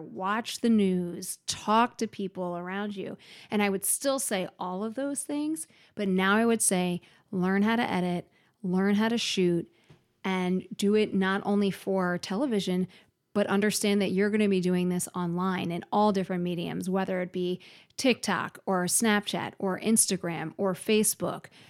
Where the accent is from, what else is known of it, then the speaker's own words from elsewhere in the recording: Philadelphia, Pennsylvania, United States; moved away as an adult; also born or lived in South Carolina; now in Minnesota, United States; I grew up originally in Philadelphia